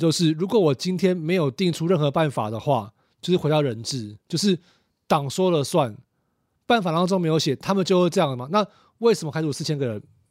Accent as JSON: {"language": "Chinese", "region": "Kaohsiung", "country": "Taiwan", "said": "啊，不然呢？啊，不然呢？哦啊，我们都是我们都是高雄人啊。"}